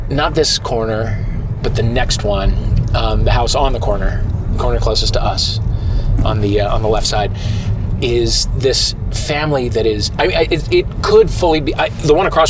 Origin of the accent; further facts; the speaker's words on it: St. Louis, Missouri, United States; moved away; I was alone in my hometown.